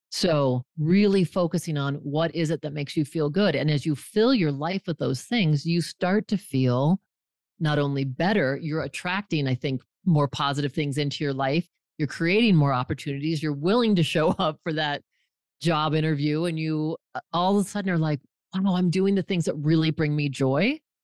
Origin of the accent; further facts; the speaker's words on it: Fort Collins, Colorado, United States; moved away as an adult; I grew up in Fort Collins, Colorado, moved away for twenty years, and for the last decade, I've been back.